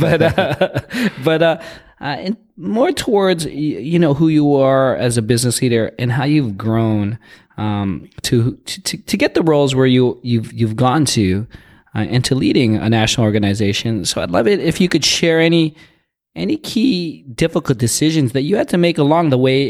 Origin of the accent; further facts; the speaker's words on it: Toronto, Ontario, Canada; I'm from Toronto